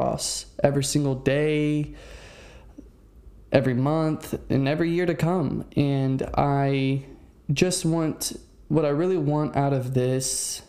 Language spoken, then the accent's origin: English; Fredericksburg, Virginia, United States; also born or lived in Maryland; now in Central Florida, United States; I originated in Virginia in a small town named Fredericksburg